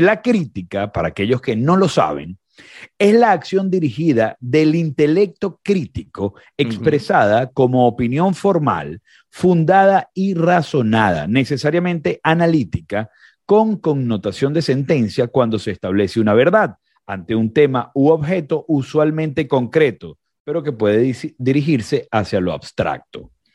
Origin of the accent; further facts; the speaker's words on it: Venezuela; moved away as an adult; now in Recife, Brazil; como venezolanos